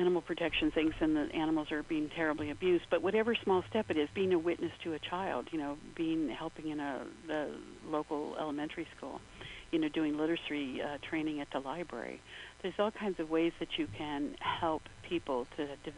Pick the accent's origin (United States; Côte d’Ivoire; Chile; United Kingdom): United States; Albuquerque, New Mexico; I grew up in New Mexico, I grew up in what was semi-rural Albuquerque